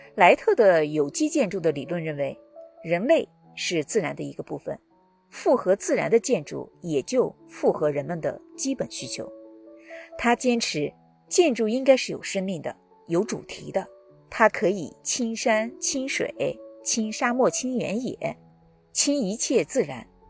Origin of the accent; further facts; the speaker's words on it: China; 我们中国人